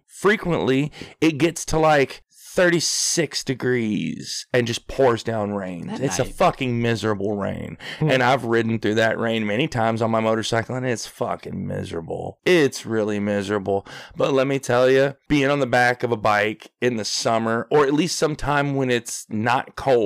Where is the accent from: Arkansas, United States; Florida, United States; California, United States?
Arkansas, United States; I'm from Arkansas.